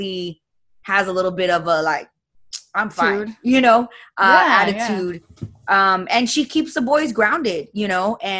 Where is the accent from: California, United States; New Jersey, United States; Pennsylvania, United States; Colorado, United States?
California, United States; Montebello; born and raised in Montebello, East LA.